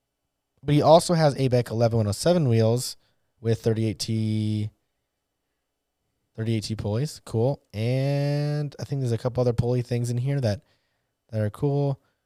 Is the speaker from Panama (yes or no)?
no; Northern Germany, Germany; from Northern Germany. I've been skateboarding since my school days. Now turning 58.